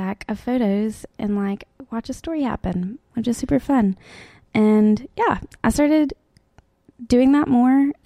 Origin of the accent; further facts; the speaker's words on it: Tuscaloosa, Alabama, United States; now in Birmingham, United States; I am from Tuscaloosa. Mm. I live in Birmingham